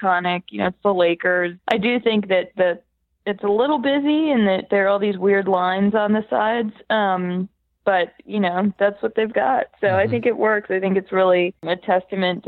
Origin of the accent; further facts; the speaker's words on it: Boston, Massachusetts, United States; I'm from Boston